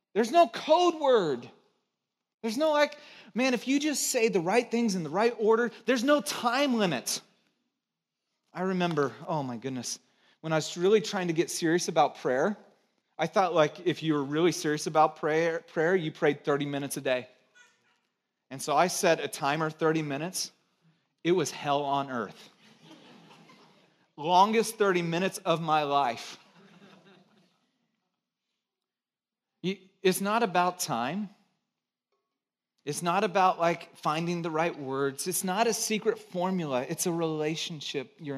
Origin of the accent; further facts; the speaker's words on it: Santa Cruz, California, United States; moved away; also born or lived in Chicago; from Santa Cruz